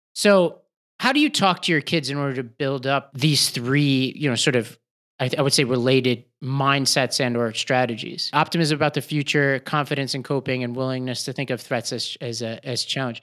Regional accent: New York City, New York, United States; I grew up in Staten Island

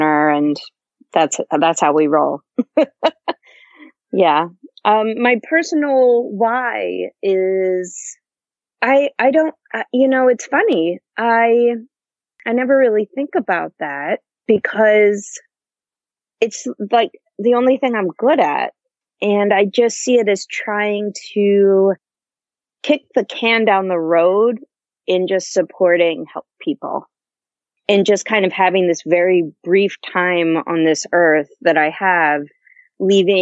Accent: Northern Delaware, United States; now in Washington, D.C., United States; I grew up in Delaware

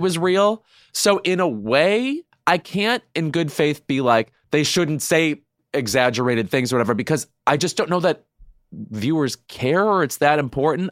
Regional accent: Joliet area, Illinois, United States; They shot that all around my hometown.

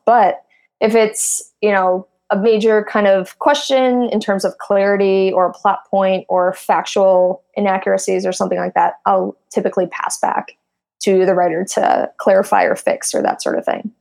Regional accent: Midwest, United States; moved away as an adult; now in Silicon Valley, United States; I come from, I'm from the Midwest.

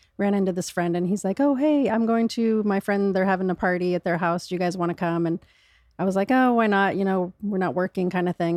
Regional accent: Michigan, United States; I was born in Michigan

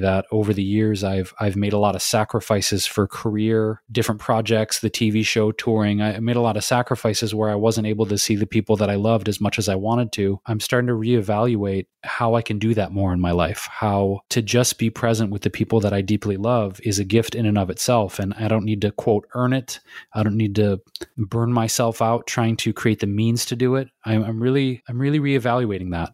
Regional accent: Detroit, Michigan, United States; moved away; here with my mom and my friends friends here in Detroit, my hometown

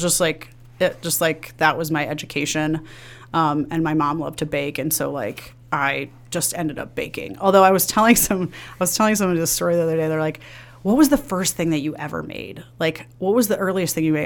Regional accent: Villa Park, Illinois, United States; I grew up in the suburbs of Chicago. I grew up in Villa Park.

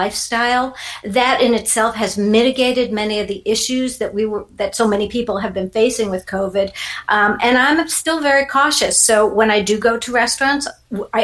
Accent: New York City, New York, United States; now in Naples, United States; I'm originally from New York City and I actually grew up in a little suburb, a little place called Neponset, which was part of Queens

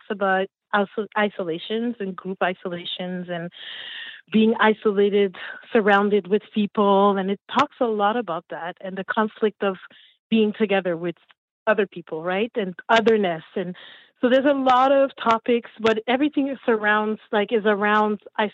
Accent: Montreal, Quebec, Canada; also born or lived in Haiti; I'm from Montreal, raised in Montreal, originally from Haiti

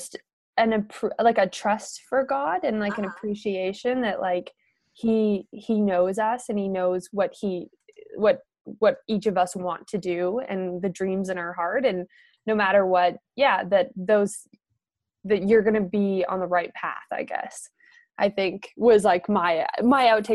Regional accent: Canada; I'm from Canada, and I was born and raised in a small town

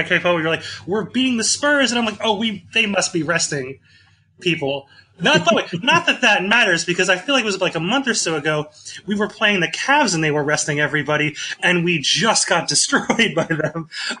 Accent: Randolph, Massachusetts, United States; I'm from Randolph, Massachusetts. I was born there.

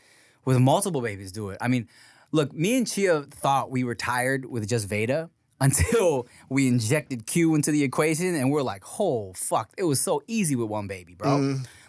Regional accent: Philippines; Yeah. I'm Filipino like, dude, gay?

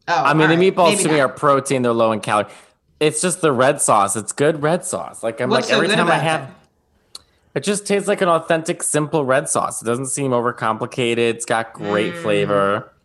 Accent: New York, United States; But as a New Yorker, like it does make sense.

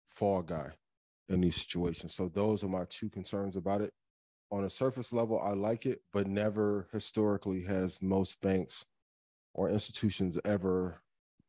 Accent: East Chicago, Indiana, United States; my hometown of East Chicago, Indiana

